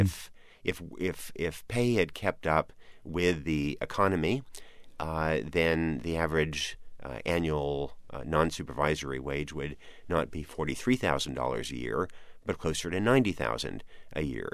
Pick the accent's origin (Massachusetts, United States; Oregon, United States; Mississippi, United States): Oregon, United States; moved away; I grew up in Oregon